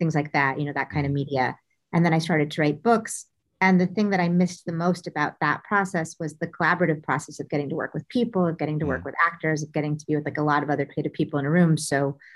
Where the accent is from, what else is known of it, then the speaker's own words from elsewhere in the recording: Omaha, Nebraska, United States; moved away; also born or lived in New York; I grew up in Omaha where there was a big local theater scene